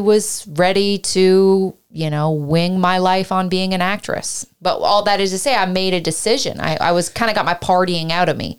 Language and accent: English; Canada; also born or lived in Ireland; now in United States; I was from Canada